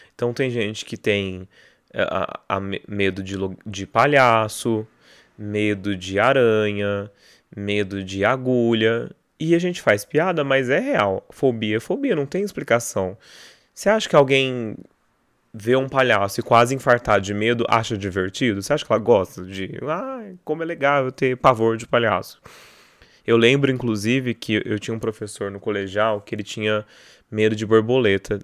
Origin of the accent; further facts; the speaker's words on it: Barretos, São Paulo, Brazil; festa do peão de Barretos, né, lá minha cidade natal